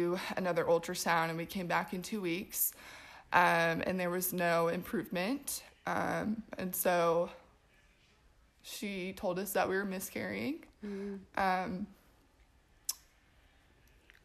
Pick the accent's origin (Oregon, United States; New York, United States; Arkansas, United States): Oregon, United States; Portland; also born or lived in Los Angeles, California; now in Spartanburg, United States; I am originally from Portland, Oregon. I moved out here about 4 years ago